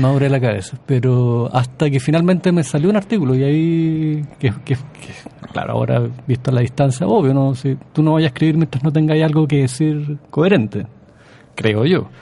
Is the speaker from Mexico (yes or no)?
no; Chile; como chileno